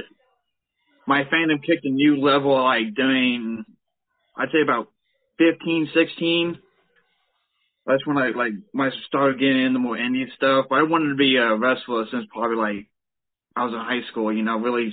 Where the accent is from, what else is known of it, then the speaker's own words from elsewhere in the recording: Gladstone, Missouri, United States; I'm from the Kansas City, Gladstone, basically. Okay. Lived here pretty much all my life.